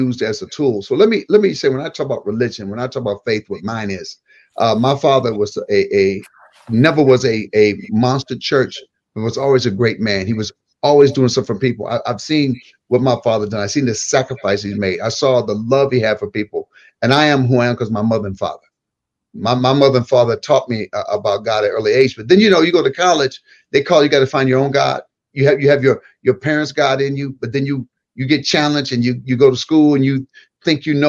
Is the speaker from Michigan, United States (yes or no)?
yes; Michigan, United States; moved away; I was a kid from Michigan.